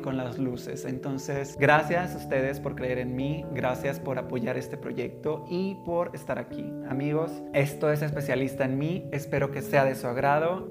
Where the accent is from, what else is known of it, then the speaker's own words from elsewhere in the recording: Tuxtla Gutiérrez, Chiapas, Mexico; soy originario de Chiapas, de Tuxtla Gutiérrez, la capital del estado